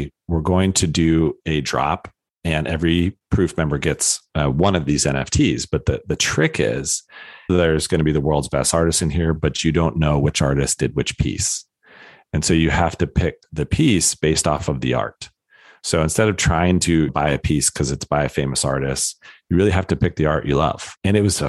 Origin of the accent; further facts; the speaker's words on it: Colorado, United States; born and raised in Colorado